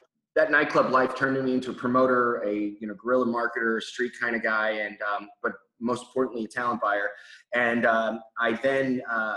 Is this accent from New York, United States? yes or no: yes; Long Island, New York, United States; I actually was born and raised in Long Island, New York.